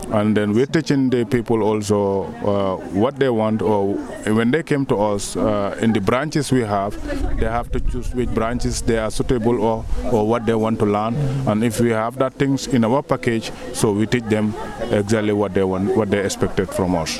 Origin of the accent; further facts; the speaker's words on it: Gambia; moved away as an adult; also born or lived in Germany; I come from the Gambia in uh, 2000, year 2000